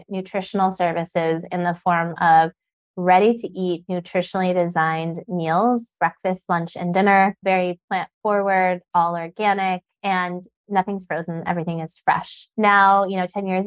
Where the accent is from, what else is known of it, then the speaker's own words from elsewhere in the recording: Sedona, Arizona, United States; I grew up in Sedona